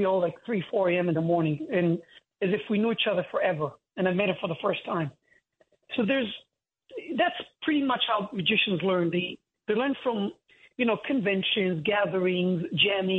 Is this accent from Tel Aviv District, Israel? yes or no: yes; Holon, Tel Aviv District, Israel; moved away as an adult; now in United States; I'm from a city called Hulon. But to simplify to people, I usually say Tel Aviv